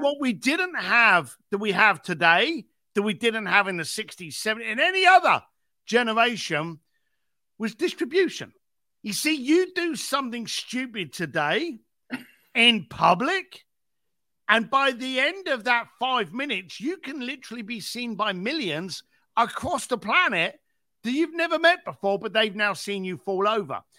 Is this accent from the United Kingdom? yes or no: yes; London, United Kingdom; moved away as an adult; now in Los Angeles, United States; I was a bricklayer from East London